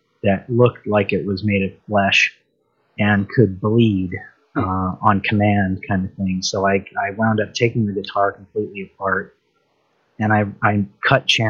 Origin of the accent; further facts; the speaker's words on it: Universal Studios lot, California, United States; I grew up on the Universal Studios lot